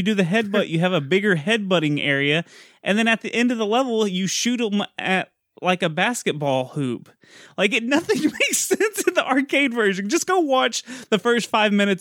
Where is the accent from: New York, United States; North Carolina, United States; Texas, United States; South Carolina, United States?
Texas, United States; I'm Texan